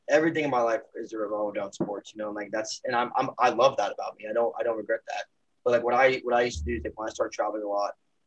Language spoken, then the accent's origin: English; Tampa, Florida, United States; moved away; I'm from Tampa, which is very culturally diverse, which I didn't appreciate being from Tampa until I left Tampa